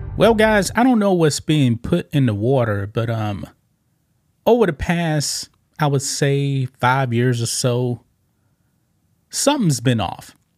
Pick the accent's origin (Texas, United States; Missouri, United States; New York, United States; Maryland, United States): Texas, United States; We're both from Texas